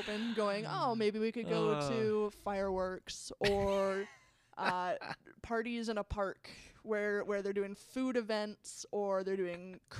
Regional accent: Canada; I am very proud to be Canadian.

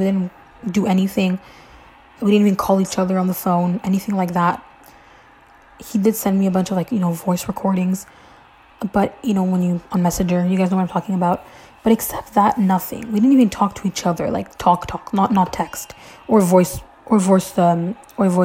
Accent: Canada; I'm Canadian

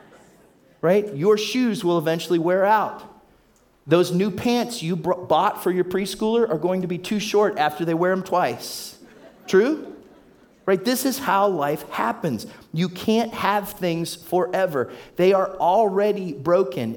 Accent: Warren, Ohio, United States; I grew up in Warren, Ohio area. That's Trumbull County, Northeast Ohio.

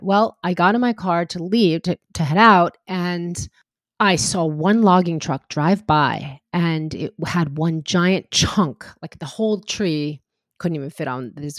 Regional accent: New York, United States; moved away as an adult; also born or lived in California; I moved out to California from New York and I grew up near the city

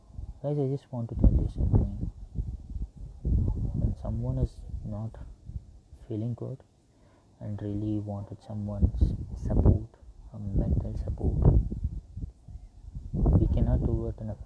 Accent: India; I'm from India

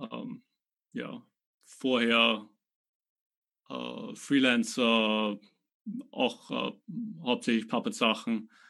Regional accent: Austria; now in Belfast, United Kingdom; ich bin aus Österreich, ich lebe und arbeite zurzeit in Belfast, Nordirland, ähm, seit über fünf Jahren mittlerweile.

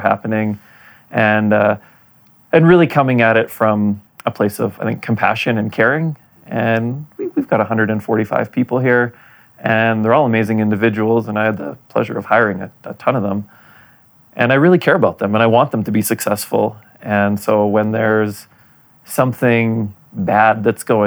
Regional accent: Winnipeg, Manitoba, Canada; also born or lived in Poland; now in Calgary, Canada; my hometown of Winnipeg

